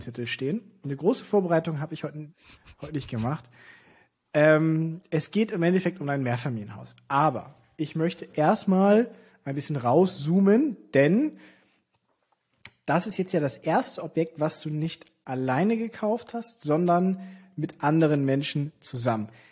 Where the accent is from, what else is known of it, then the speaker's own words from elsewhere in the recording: Hamburg, Germany; als Hamburger